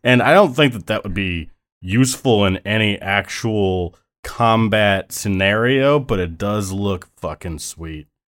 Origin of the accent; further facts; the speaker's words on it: Buffalo, New York, United States; now in New York City, United States; I'm from Buffalo world, but I currently live in New York City world